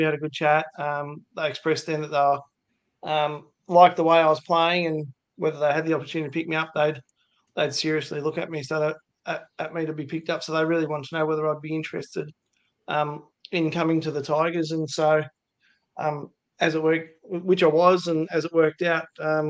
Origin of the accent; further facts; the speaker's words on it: Wangaratta, Victoria, Australia; I was born and bred in Wangaratta in northeast Victoria